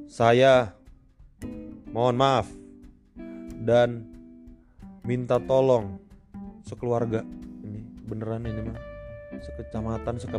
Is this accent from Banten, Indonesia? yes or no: yes; Cilegon, Banten, Indonesia; jadi gue kecil itu gue lahir di Cilegon. Gue lahir di Cilegon sampai SMP gue punya banyak temen berbagai macam ras ya suku dan beda agama juga gitu.